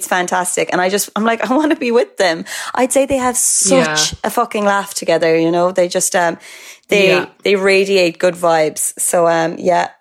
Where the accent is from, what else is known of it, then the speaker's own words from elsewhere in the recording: Cork, Munster, Ireland; my hometown of Cork.